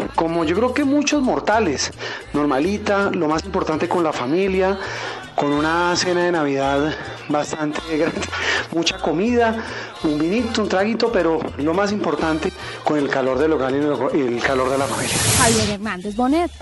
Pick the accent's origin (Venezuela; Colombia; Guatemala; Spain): Colombia; Bogotá; yo siempre he estado sola acá con mi mamá